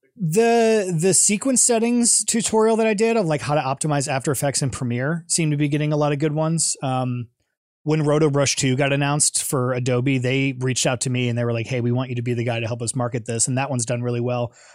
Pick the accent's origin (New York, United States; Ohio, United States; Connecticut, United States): Ohio, United States; Twinsburg; moved away as an adult; also born or lived in Chicago; I grew up in Ohio, went to Twinsburg High School